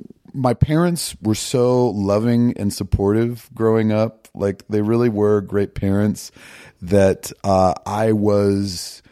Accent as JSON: {"language": "English", "region": "Virginia", "country": "United States", "tie": "born or raised there", "said": "I grew up in Northern Virginia, DC suburbs."}